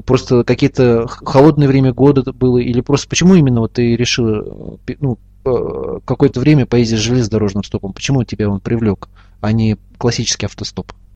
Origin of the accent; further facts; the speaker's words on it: Ufa, Bashkortostan, Russia; в моем родном городе Уфе, столице Республики Башкортостан